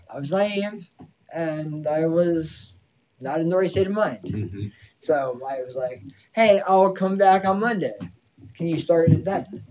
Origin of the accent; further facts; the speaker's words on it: Massachusetts, United States; moved away; Being from Massachusetts